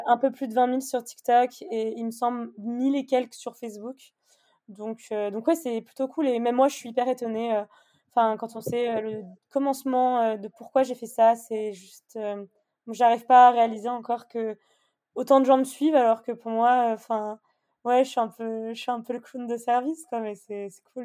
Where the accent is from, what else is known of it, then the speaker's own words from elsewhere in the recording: Annecy, Auvergne-Rhône-Alpes, France; moved away as an adult; now in Bordeaux, France; je viens d'Annecy. je suis née à Annecy et j'ai mhm. déménagé à Bordeaux maintenant.